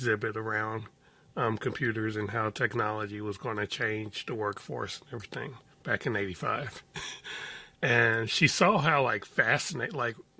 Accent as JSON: {"language": "English", "town": "Chicago", "region": "Illinois", "country": "United States", "tie": "born or raised there", "said": "I grew up in Chicago. My coming of age years, my teen years, were in the middle of the Chicago drug wars"}